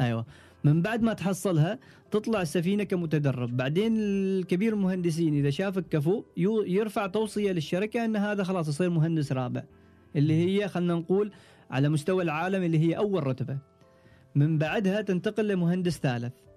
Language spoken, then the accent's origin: Arabic; Oman; أنا كعماني وتقريباً أطول عماني معانا